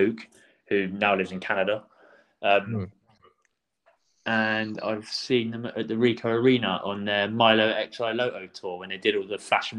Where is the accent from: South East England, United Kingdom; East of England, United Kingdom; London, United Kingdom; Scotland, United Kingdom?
London, United Kingdom; Croydon; Yeah, well, I grew up in Croydon. I like my garage music and the … all of that.